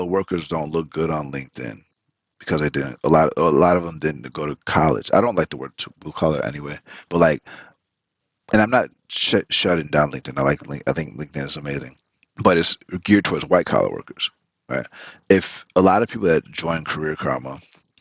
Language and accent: English; the South, United States; first language Spanish; English is a second language; moved away; I'm from the South, so like I understand the importance of like Southern hospitality